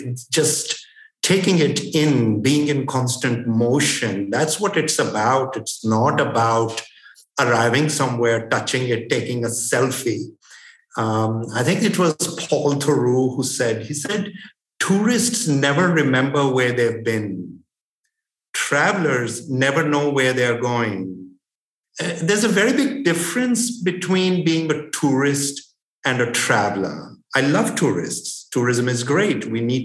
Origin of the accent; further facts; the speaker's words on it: Limassol, Limassol District, Cyprus; also born or lived in India; So the second best thing was I came back to my hometown of Limassol. And I don't think I enjoyed being in Cyprus as much as I did during the pandemic.